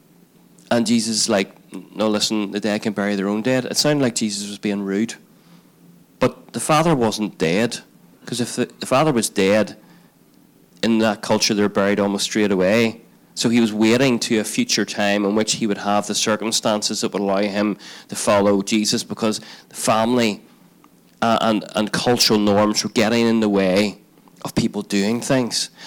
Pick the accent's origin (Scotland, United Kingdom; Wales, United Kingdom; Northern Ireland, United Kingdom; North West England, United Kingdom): Northern Ireland, United Kingdom; Belfast; Debbie and I lived in Belfast, and we grew up in Belfast